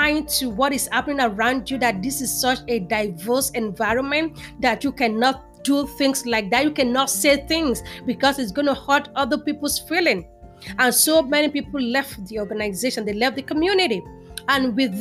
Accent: Nigeria; moved away as an adult; also born or lived in New York, United States; now in Houston, United States; was born and raised in Nigeria and came to the United States in 2003. I've lived in New York for almost 12 years and then to Houston, Texas

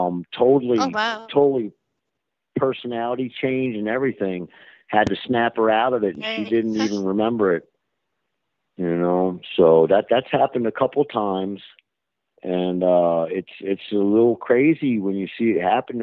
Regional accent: Baltimore, Maryland, United States; I was born in Baltimore

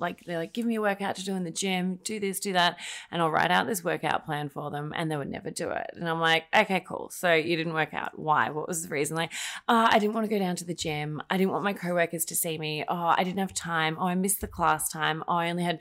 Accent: Australia; moved away as an adult; now in United States; I'm Australian, in case you can't tell by my very subtle accent.

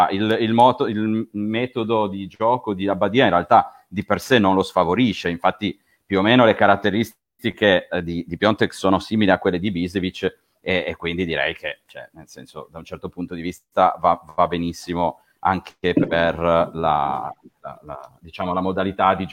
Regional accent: Turin, Piedmont, Italy; accent: Piedmontese; sono di Torino

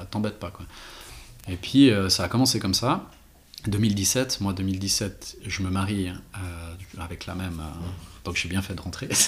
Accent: Renan, Bern, Switzerland; moi je viens de Renan

